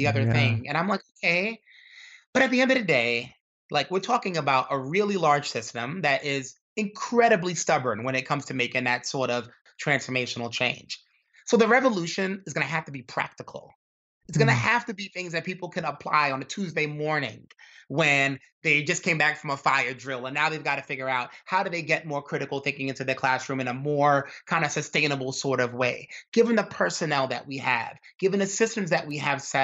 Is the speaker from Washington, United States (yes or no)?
no; New York City, New York, United States; growing up in Brooklyn, New York, and having a dad that was in trouble with the law